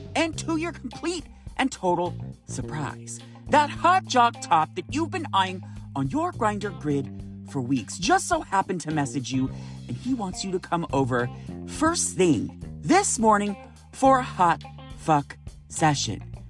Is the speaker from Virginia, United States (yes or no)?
no; California, United States; I'm from California